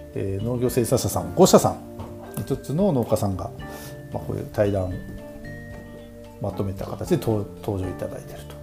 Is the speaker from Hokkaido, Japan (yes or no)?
yes; Taiki, Hokkaido, Japan; 僕らの地元十勝大樹町